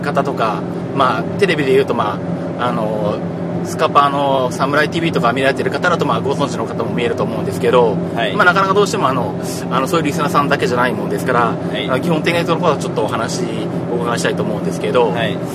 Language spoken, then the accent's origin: Japanese; Yaizu, Shizuoka, Japan; 地元静岡の焼津で